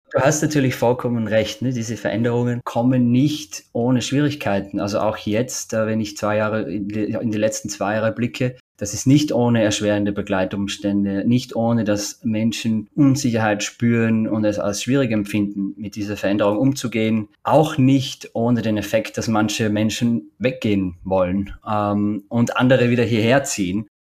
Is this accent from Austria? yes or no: yes; Oberwölz, Styria, Austria; moved away; also born or lived in Bruck an der Mur; Ich bin in Österreich in der Steiermark geboren, in Oberwölz, kleinsten Stadt der Steiermark.